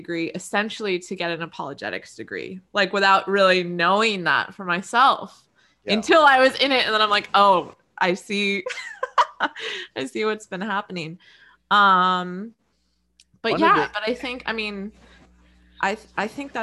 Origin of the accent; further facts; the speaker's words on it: Pennsylvania, United States; now in Canada; I'm from the States. I'm up in Canada, but I'm from Pennsylvania.